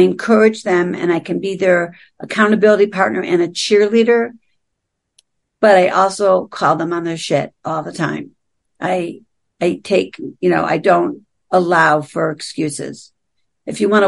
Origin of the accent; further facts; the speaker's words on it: Buffalo, New York, United States; accent: East Coast; moved away as an adult; also born or lived in New Jersey / California; now in Aspen, United States; I grew up in Buffalo.